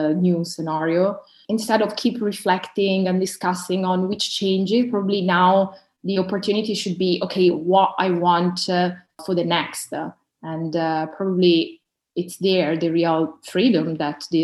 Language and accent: English; Milan, Lombardy, Italy; now in London, United Kingdom; I was born and raised up in Milan from an Eritrean family, and now I'm working in London